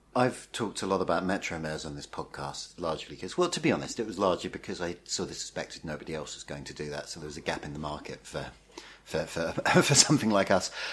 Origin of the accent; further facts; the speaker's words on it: the Essex bit of London, United Kingdom; I grew up in the Essex bit